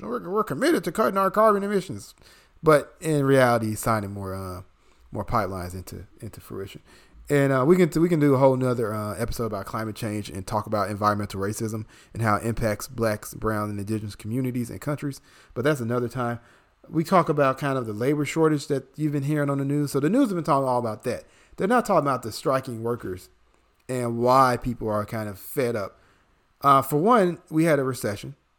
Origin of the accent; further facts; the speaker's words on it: Chicago, Illinois, United States; born and raised in Chicago, which, you know, Brian and I can attest is a union city